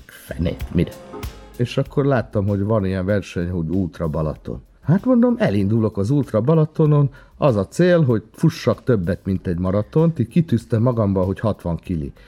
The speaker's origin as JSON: {"language": "Hungarian", "area": "Transcarpathia", "region": "Zakarpattia Oblast", "country": "Ukraine", "tie": "born or raised there", "moved": "as an adult", "lives_now": "Hungary", "said": "mivel Kárpátodán születtem, magyar vagyok, de meg ukrán is"}